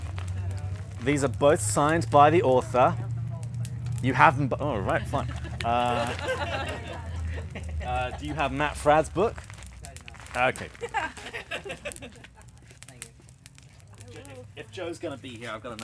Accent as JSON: {"language": "English", "region": "England", "country": "United Kingdom", "said": "I am also English"}